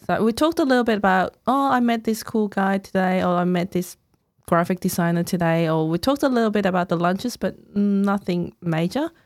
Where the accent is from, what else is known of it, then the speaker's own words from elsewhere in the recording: Hong Kong; English is a second language; moved away as an adult; now in Melbourne, Australia; I was born in Hong Kong, came here about thirteen years ago